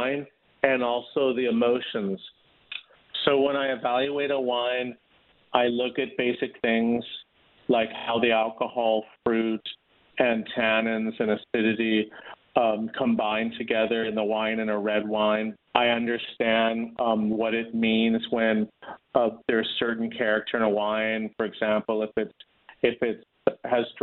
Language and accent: English; Los Angeles, California, United States; also born or lived in Newport Beach, California / Utah / Wisconsin; I was born and raised in Los Angeles and actually in Hancock Park, and then moved as a teenager to Newport Beach